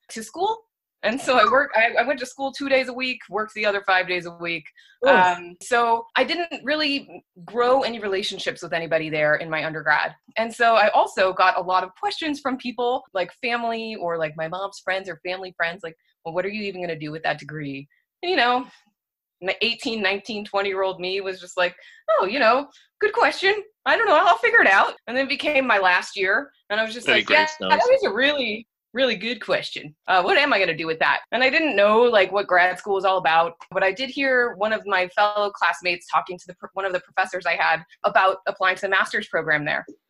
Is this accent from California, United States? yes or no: yes; Southern California, United States; moved away; I'm from Southern California